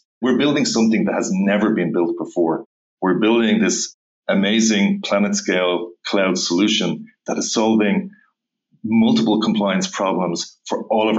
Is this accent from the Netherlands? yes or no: no; Dublin, Leinster, Ireland; In Dublin, Ireland.